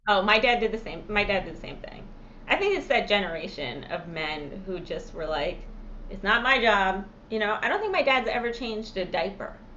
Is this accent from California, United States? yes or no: no; New York, United States; when I lived when I growing up in New York